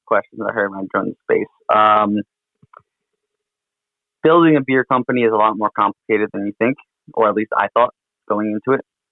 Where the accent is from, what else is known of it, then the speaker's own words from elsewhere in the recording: New York City, New York, United States; I'm from New York City